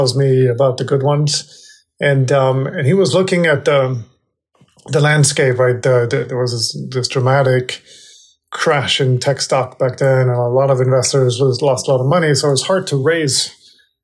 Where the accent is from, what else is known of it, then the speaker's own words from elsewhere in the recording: Denmark; moved away as an adult; also born or lived in California; I was born and raised in Denmark